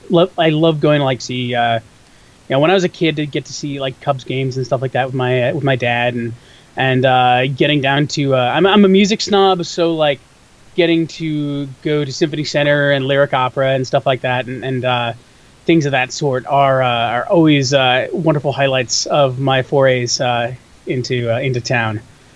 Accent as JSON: {"language": "English", "area": "Chicago suburbs", "region": "Illinois", "country": "United States", "tie": "born or raised there", "said": "I am a Chicagoan, in so much as Chicago is my city. I've generally lived about 30 minutes or so outside of the city my entire life."}